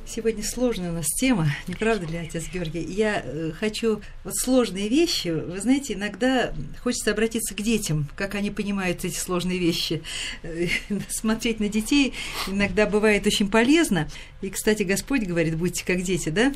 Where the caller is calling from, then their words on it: Belgorod, Belgorod Oblast, Russia; Я звоню из Белгорода